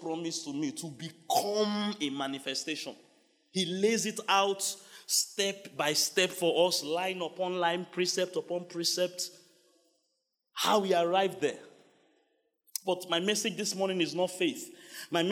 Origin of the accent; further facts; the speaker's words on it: Nigeria; I am a Nigerian